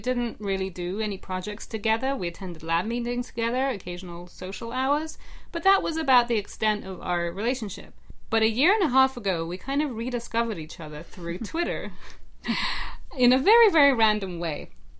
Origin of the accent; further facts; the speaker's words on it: England, United Kingdom; accent: English; also born or lived in Russia; I was born in Russia, and I grew up there a little bit until I was about 7 or 8. And then my family moved to England, which is what you should be hearing, because that's the accent that I'm supposed to have.